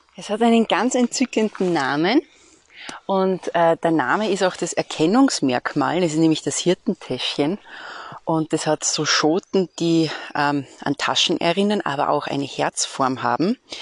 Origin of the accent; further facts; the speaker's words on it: Austria; bei uns in Österreich